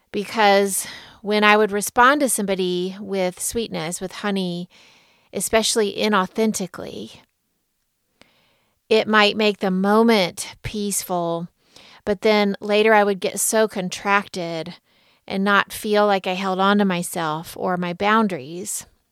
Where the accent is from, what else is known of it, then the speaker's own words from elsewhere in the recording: Deep South, United States; Growing up in the Deep South as I did, mostly I was taught to lead with honey, to be sweet, be good, don't make a stir, smooth it over